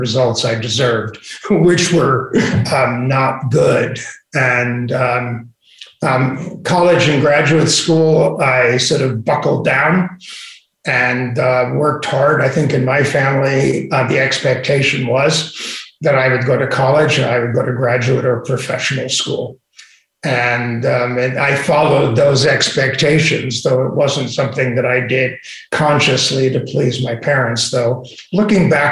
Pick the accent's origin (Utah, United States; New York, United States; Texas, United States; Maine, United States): New York, United States; New York City; also born or lived in Little Neck / Great Neck; my family made the great migration from Brooklyn when I was just before I was 13 to Little Neck and then ultimately to Great Neck